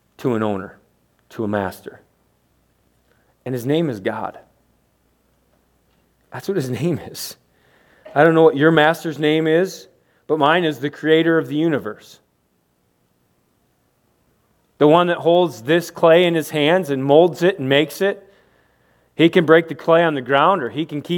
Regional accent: United States; We're from America.

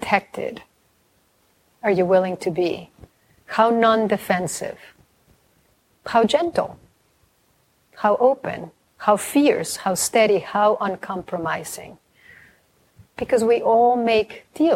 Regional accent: Mexico; a Mexican family, and I'm from Mexico

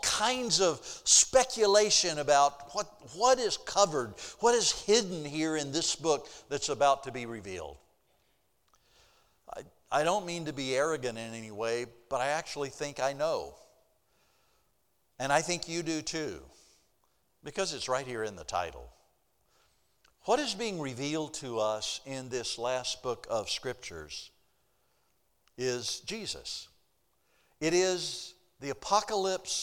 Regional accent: Mississippi, United States; moved away; I grew up down in Mississippi, and I'm a long, long, long way from my roots standing up here in Connecticut this morning.

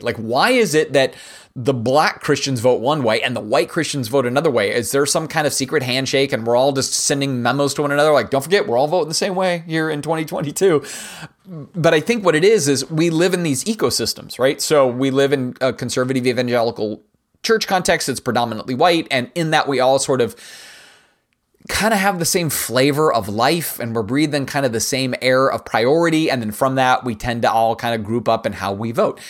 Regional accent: United States; It's the best part about being an American

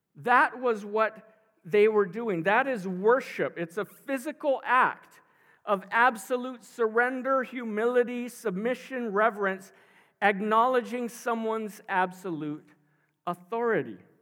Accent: Maui, Hawaii, United States; I grew up on Maui

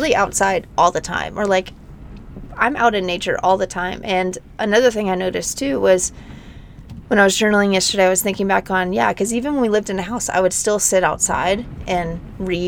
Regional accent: Nashville, Tennessee, United States; also born or lived in Denver, Colorado; now in Moab, United States; I grew up in Nashville. I mean, in the suburbs of Nashville

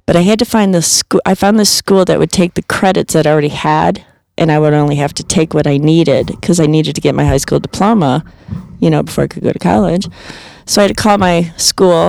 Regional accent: Illinois, United States; also born or lived in Chicago; now in Colorado, United States; I'm from Illinois, and we went down to Shelbyville camping constantly and up to Wisconsin camping constantly

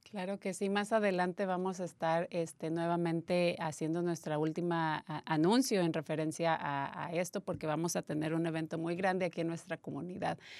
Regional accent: Mexico; yo que soy mexicana

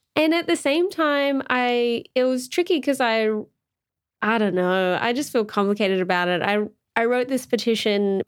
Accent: Australia; as an Australian

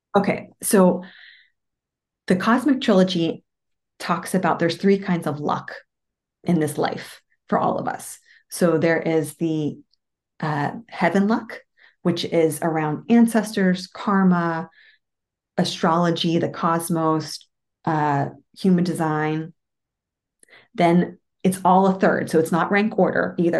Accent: Moon Township, Pennsylvania, United States; now in outside Washington, D.C., United States; I grew up in a town called Moon Township, like the moon in the sky.

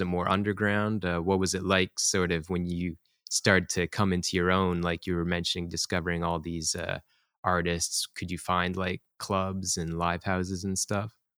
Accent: Toronto, Ontario, Canada; now in Tokyo, Japan; I'm from Toronto and our crew, you know, is from Canada

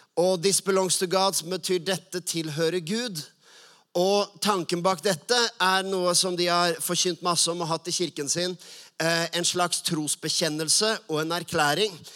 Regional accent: Oslo, Norway; Jeg vokste opp på Furuset og Lindeberg

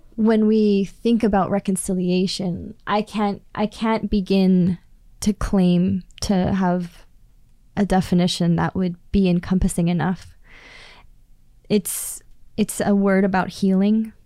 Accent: Prince George, British Columbia, Canada; I come from Klaytli Tanay. I come from the people where the two rivers flow together.

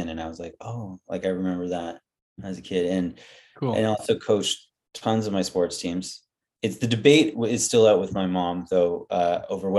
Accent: Vancouver, British Columbia, Canada; now in Victoria, Canada; We grew up in Vancouver.

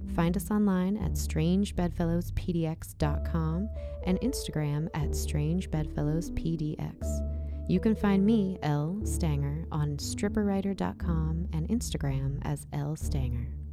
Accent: San Diego County, California, United States; growing up in San Diego County, near Los Angeles County

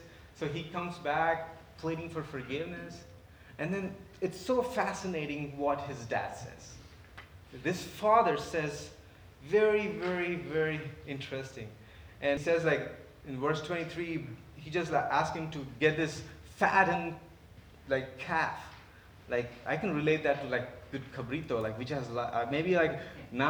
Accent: India; moved away as an adult; I was born and raised in India

